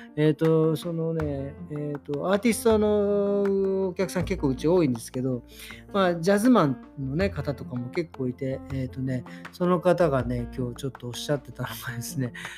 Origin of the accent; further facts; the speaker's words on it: Japan; now in Germany; 僕らみたいに日本人だろうが